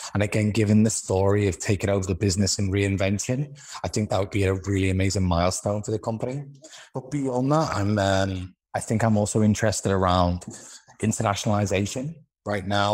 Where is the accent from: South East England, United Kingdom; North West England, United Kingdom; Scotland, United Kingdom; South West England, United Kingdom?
North West England, United Kingdom; Liverpool; accent: Liverpool; moved away; also born or lived in London / Israel / Moscow / United States; I'm originally from Liverpool in the U K.